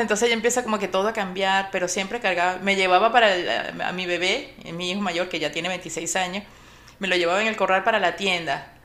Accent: Caracas, Capital District, Venezuela; moved away as an adult; now in Miami, United States; en Caracas, Venezuela, de donde soy

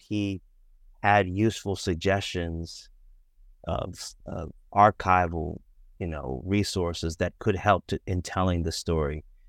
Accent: Boston, Massachusetts, United States; I grew up in Boston, um, grew up uh, biracial in Boston

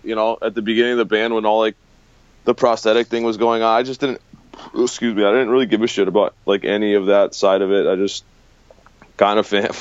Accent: Western Massachusetts, United States; going to shows and stuff growing up in the Western Mass

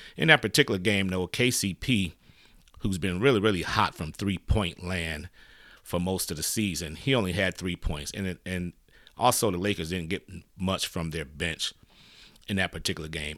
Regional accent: Detroit, Michigan, United States; moved away; I'm originally from Detroit

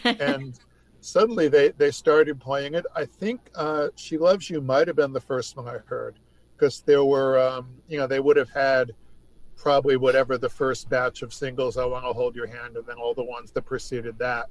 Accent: New York, United States; I grew up in New York State

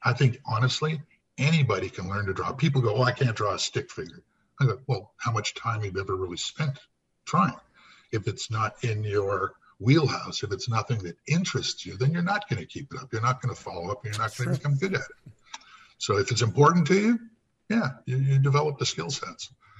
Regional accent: Windsor, Ontario, Canada; also born or lived in Winnipeg; And I'm from Windsor, Ontario, originally.

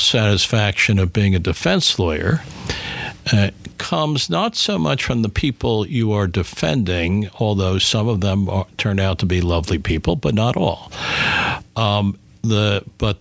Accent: Philadelphia, Pennsylvania, United States; growing up in Philadelphia

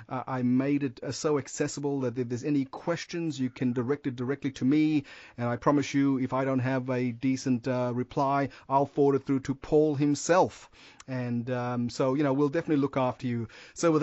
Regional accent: Perth, Western Australia, Australia; I'm from Perth

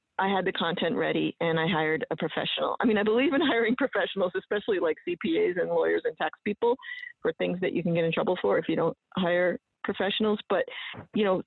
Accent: New England, United States; I'm from New England, and we're also pretty buttoned up compared to the rest of the United States

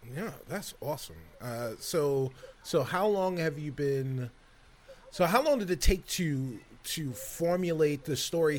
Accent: New York City, New York, United States; I'm from the Bronx

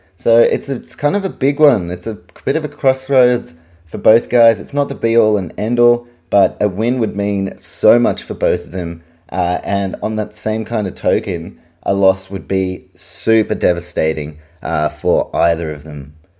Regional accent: Auckland, New Zealand; moved away as an adult; now in Australia; I'm a Kiwi, I grew up in New Zealand, I've lived the second half of my life in Australia

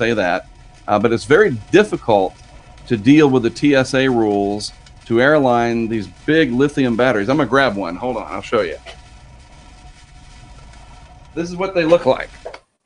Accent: New Bern, North Carolina, United States; also born or lived in Durham, North Carolina; I grew up in New Bern

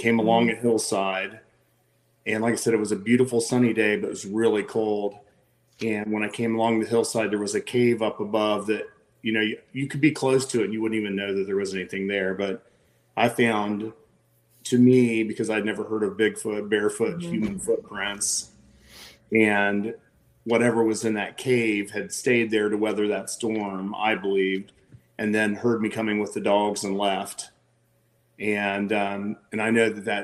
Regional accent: Southeast Ohio, United States; moved away as an adult; now in Charleston, United States; I grew up in Southeast Ohio.

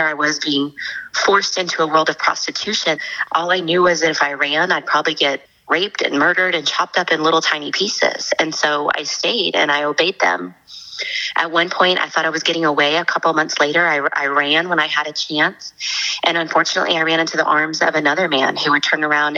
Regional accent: Dallas, Texas, United States; I'm from Dallas, Texas. I grew up in a very typical American family.

